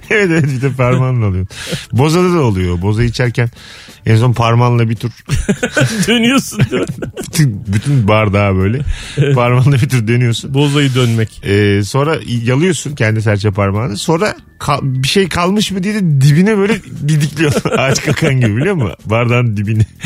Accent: Ankara, Turkey; Yok ben de Ankaralıyım abi.

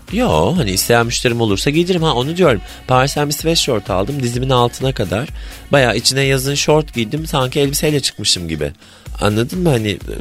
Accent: Ordu, Turkey; moved away; Anadolu'da doğdum, büyüdüm. Halen Ordu'da bir evim var

